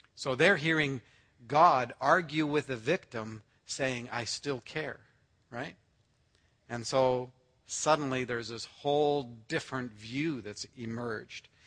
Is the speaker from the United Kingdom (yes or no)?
no; Canada; I'm Canadian born.